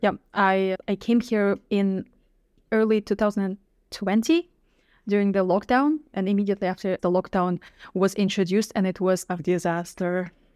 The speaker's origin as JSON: {"language": "English", "country": "Kazakhstan", "tie": "born or raised there", "also_born_or_lived": "Moscow / Poland", "moved": "as an adult", "lives_now": "Netherlands", "said": "I come from Central Asia, Kazakhstan. So that's where I lived, uh, for the first nineteen years or so"}